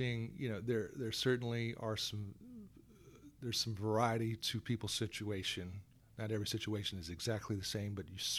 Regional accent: Gwinnett County, Georgia, United States; also born or lived in Atlanta, Georgia / Macon, Georgia / Columbus, Georgia / Valdosta, Georgia; I was born in Atlanta, Georgia, back in 66, down at Crawford Long Hospital. But I grew up here in Gwinnett County on the Stone Mountain Lilburn side at that time. I went to Parkview High School.

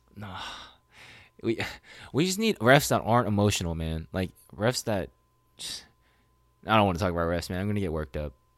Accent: Sacramento, California, United States; born or raised there

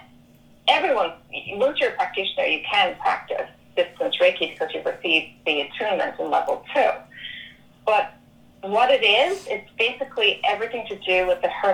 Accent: Ireland; moved away; I was born and raised in Catholic Ireland

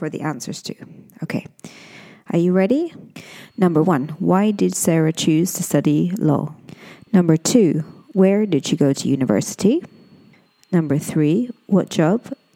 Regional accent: Scotland, United Kingdom; I'm an English teacher from Scotland

